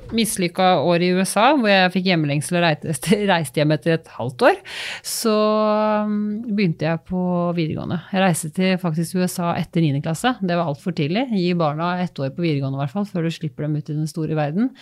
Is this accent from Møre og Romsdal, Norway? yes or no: no; Holmestrand, Vestfold, Norway; moved away as an adult; also born or lived in Larvik / Oslo; hjemme i Holmestrand